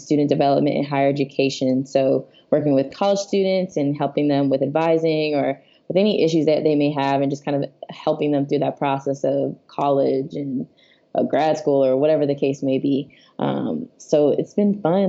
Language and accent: English; Fort Lauderdale, Florida, United States; moved away as an adult; also born or lived in Miami, Florida; now in Long Beach, United States; I'm originally from Fort Lauderdale, Florida, born and raised there, Florida my whole life